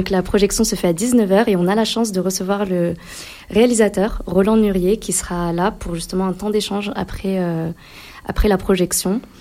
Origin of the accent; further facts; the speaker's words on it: Grenoble, Auvergne-Rhône-Alpes, France; parce que en tant que Français grenoblois, euh, forcément, quand on, voyage en Palestine